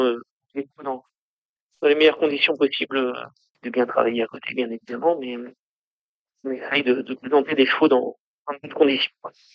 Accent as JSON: {"language": "French", "area": "the North", "region": "Hauts-de-France", "country": "France", "moved": "as an adult", "said": "on est originaire du Nord"}